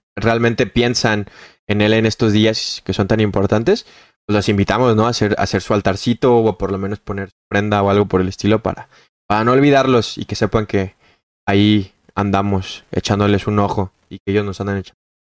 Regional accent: Mexico; ya siendo mexicanos

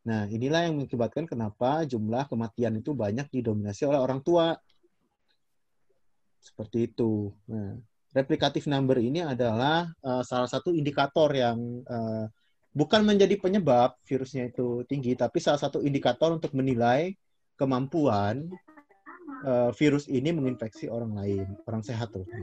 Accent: West Sumatra, Indonesia; aku dari Sumatera Barat.

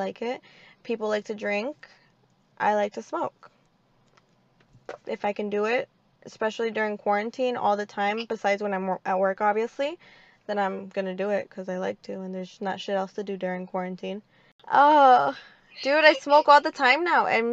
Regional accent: Moroleón, Guanajuato, Mexico; now in United States; I am from Moroleón, Guanajuato

